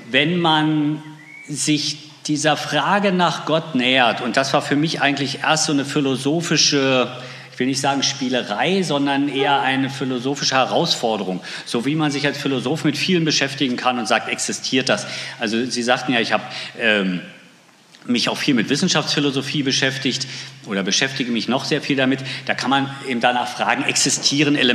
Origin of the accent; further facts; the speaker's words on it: Pritzwalk, Brandenburg, Germany; Sie sagten, ich bin im Brandenburgischen aufgewachsen, genauer gesagt in Pritzwalk. Das werden die wenigsten kennen wahrscheinlich. Ähm, es liegt so in der Mitte zwischen Hamburg und Berlin.